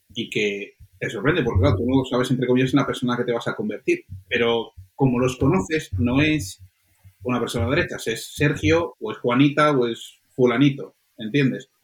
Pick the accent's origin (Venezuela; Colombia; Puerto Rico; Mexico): Colombia; moved away; yo nací en Colombia